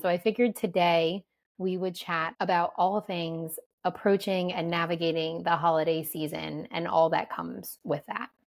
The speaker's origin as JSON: {"language": "English", "region": "New Jersey", "country": "United States", "tie": "born or raised there", "said": "growing up in New Jersey"}